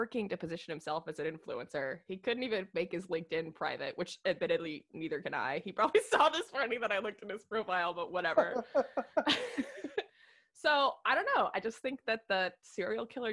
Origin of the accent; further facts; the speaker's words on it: Midwest, United States; You and I grew up in the Midwest.